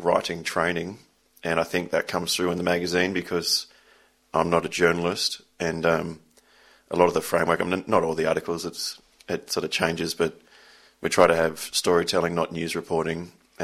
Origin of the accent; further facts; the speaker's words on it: Sydney, New South Wales, Australia; Sydney, born and bred, and even though I make a Northern Beaches publication, I was born and raised in Balmain